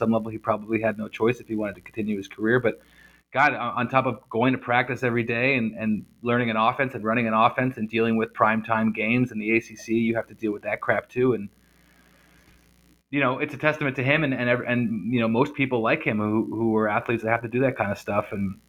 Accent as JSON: {"language": "English", "region": "New Jersey", "country": "United States", "said": "As you know, I'm from New Jersey, and I went to college in the early 2000s, and it was a culture shock for me too."}